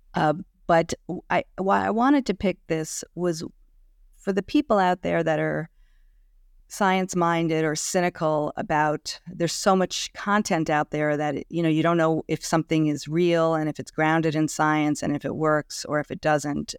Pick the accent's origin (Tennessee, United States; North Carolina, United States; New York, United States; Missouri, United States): New York, United States; New York City; I am a nice Jewish girl from New York City, born and raised in Manhattan